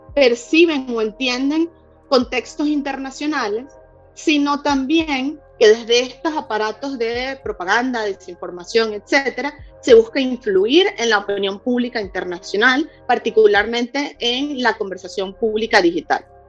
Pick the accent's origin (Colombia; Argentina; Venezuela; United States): Venezuela; en Venezuela, que es de donde vengo